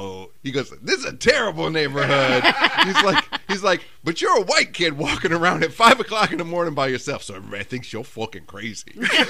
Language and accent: English; Royal Oak, Michigan, United States; So I grew up in Royal Oak, and like I just said, my family grew up in Royal Oak, born and raised there. And when I was 19, I was like, okay, I'm going to move out of the suburbs. Because I understood that I was a middle-class kid.